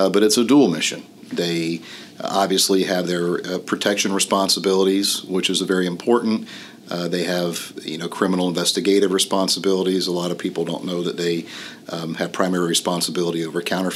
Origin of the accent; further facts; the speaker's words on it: Orlando, Florida, United States; I'm a native Floridian, so I was happy to be able to serve in my hometown